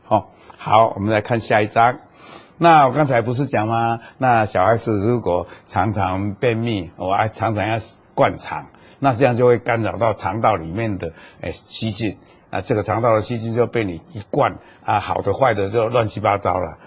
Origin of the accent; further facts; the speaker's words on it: Taiwan; 那么我们台湾现在也都在研究